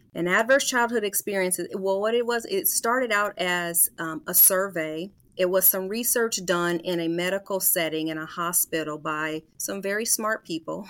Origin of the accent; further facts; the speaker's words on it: Des Moines, Iowa, United States; moved away; I'm actually a native of Des Moines, so born and raised in Des Moines, Iowa